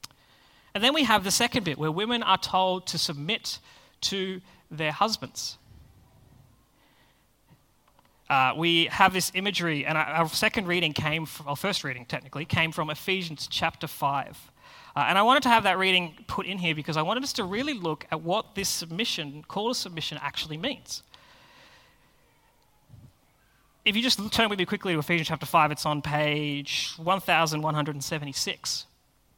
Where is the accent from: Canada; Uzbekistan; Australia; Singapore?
Australia; us as Australians